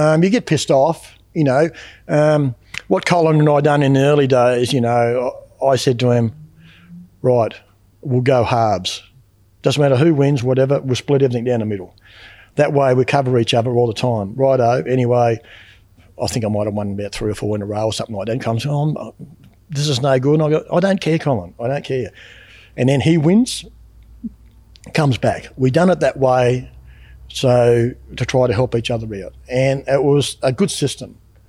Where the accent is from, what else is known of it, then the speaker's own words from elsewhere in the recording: Western Australia, Australia; now in Eastern states, Australia; I come from West Australia back over the eastern states, and I was working up in Woodlawn.